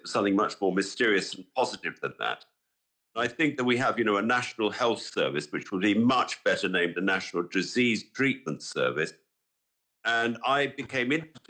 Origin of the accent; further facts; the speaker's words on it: London, United Kingdom; I grew up in London in the 50s, well, in and around London, 50s and 60s.